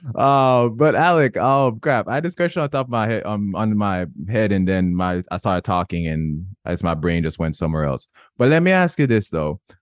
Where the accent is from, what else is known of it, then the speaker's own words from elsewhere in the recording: Jamaica; I was born and raised in Jamaica